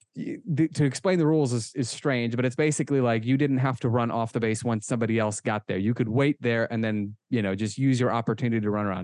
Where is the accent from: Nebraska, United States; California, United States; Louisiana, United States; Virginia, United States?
Nebraska, United States; Omaha; moved away as an adult; also born or lived in Israel; now in Pennsylvania, United States; I was born and raised in Omaha, Nebraska